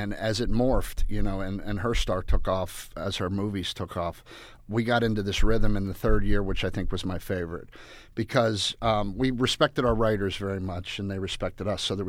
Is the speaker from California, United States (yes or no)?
no; Pittsburgh, Pennsylvania, United States; I just have that fatalistic Pittsburgh thought pattern, and I'm Irish